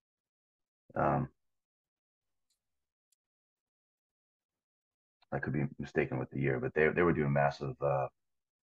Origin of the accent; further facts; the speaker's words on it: Wakefield, Massachusetts, United States; I grew up in Massachusetts. I grew up near Boston, a town called Wakefield.